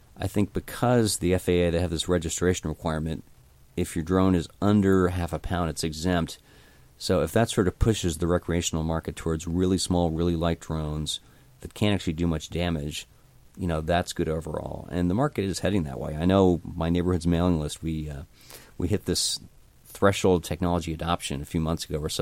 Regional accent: New Jersey, United States; I grew up in New Jersey

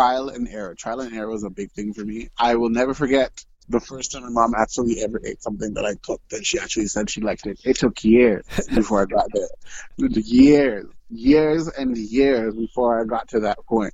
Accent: Montreal, Quebec, Canada; now in Edmonton, Canada; I'm born and raised in Montreal, Quebec. I'm originally a Quebecois.

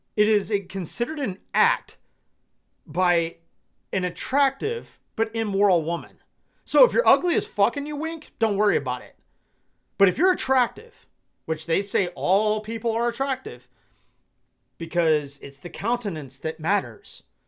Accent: Georgia, United States; I'm from Georgia

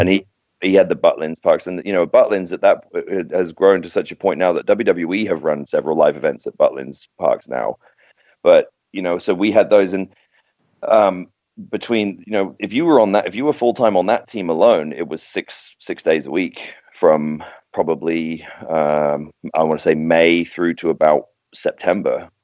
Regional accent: Docking, East of England, United Kingdom; also born or lived in King's Lynn; now in United States; I was born in Kings Lynn, which is about 15 miles from from Docking, where I was. You know, I grew up, and um, yeah, my parents still live there

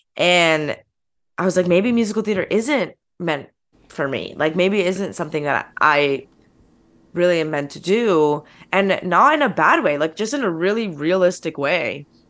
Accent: the Poconos, Pennsylvania, United States; moved away as an adult; now in New York, United States; my hometown's, like, a very small town. Like, I'm from the Poconos

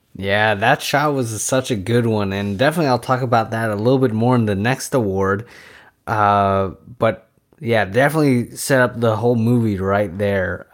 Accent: San Francisco Bay Area, California, United States; we're from the Bay Area

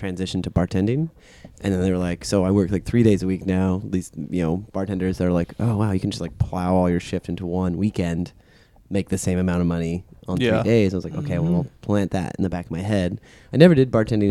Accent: Seattle, Washington, United States; moved away as an adult; I grew up in Seattle.

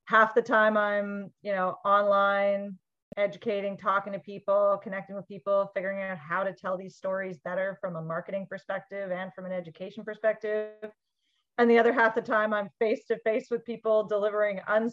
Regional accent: Vancouver, British Columbia, Canada; I grew up in Vancouver and spent a lot of my childhood in the Vancouver Granville Island public market.

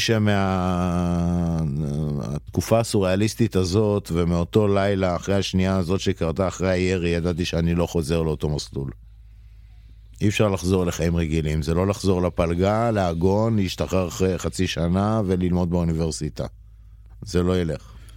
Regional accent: Jerusalem, Jerusalem District, Israel; moved away as an adult; המקור הוא ירושלמי, אה, לפני 40 שנה. אה, נולדתי שם, גדלתי שם 18 שנה.

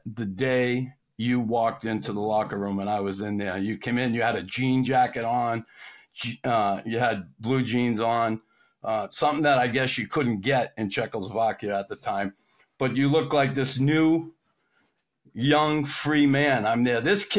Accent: Boston, Massachusetts, United States; because me growing up here, growing up in Boston, and my father was a military guy

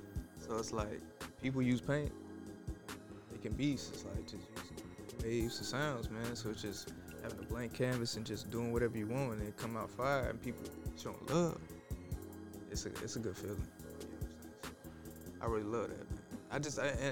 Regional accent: Little Rock, Arkansas, United States; now in Atlanta, United States; I'm from Little Rock, Arkansas

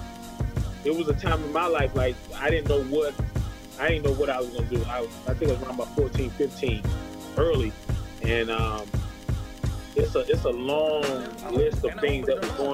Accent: Zebulon, North Carolina, United States; moved away as an adult; now in Atlanta, United States; I'm from Zebulon, North Carolina, Z-Town

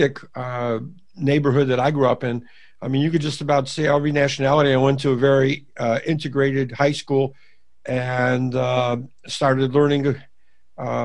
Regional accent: Lackawanna, New York, United States; now in Gainesville, United States; I'm from originally Buffalo, New York

